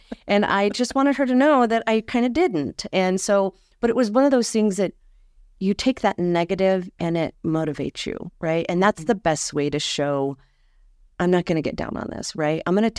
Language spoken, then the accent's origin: English; Ignacio, Colorado, United States; So I hail from Ignacio, Colorado, which, like you said, in the southwestern corner